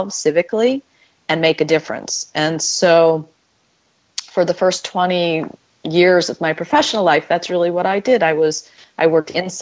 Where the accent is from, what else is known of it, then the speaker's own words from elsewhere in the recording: Florida, United States; also born or lived in New York; When we moved to Florida, it was the very first year of busing